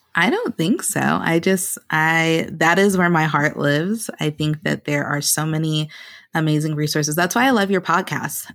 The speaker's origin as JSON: {"language": "English", "region": "the South", "country": "United States", "tie": "born or raised there", "accent": "African-American English", "said": "I am a proud African-American English user in my personal life, um, and I grew up in the South"}